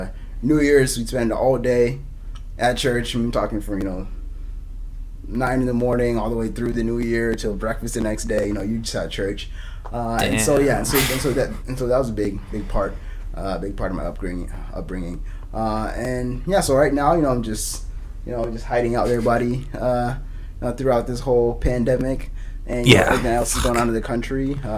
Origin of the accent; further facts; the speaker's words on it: Des Moines, Iowa, United States; also born or lived in Kenya; I grew up here in Des Moines.